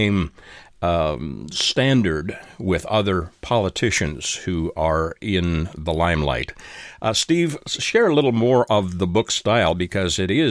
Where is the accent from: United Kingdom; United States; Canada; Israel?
Canada; moved away; I am a Canadian by birth and have several Canadian family members